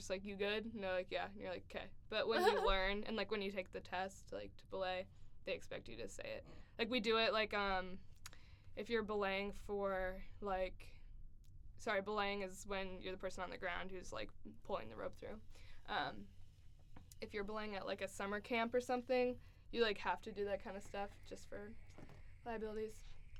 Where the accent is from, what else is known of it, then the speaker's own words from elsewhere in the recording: Virginia, United States; now in Amherst, United States; I am a sophomore here at UMass Amherst. I came to UMass from Virginia.